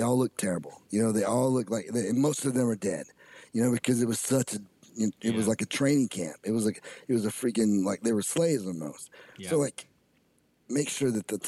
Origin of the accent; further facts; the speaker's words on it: United States; We are Americans